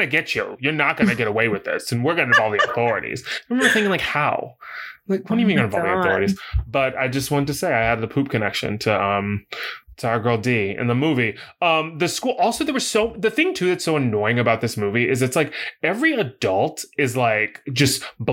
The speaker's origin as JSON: {"language": "English", "region": "the South", "country": "United States", "tie": "born or raised there", "said": "I grew up in the South"}